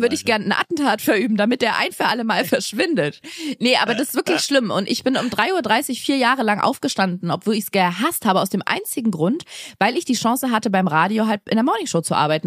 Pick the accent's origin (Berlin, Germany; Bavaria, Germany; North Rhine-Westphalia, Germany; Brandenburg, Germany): Berlin, Germany; Ich bin in einem Bezirk groß geworden in Berlin